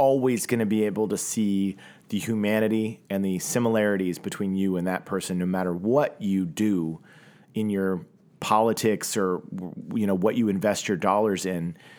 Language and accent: English; Tulsa, Oklahoma, United States; now in Los Angeles, United States; Look, man, I grew up in Tulsa, Oklahoma, and my ability to connect with people from other parts of the world was pretty small as a child in the 80s and 90s.